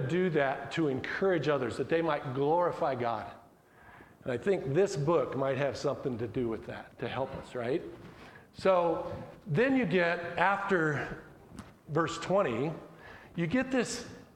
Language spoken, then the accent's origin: English; Colorado, United States; My mom and dad were born and raised in Colorado, and so I'm a Colorado guy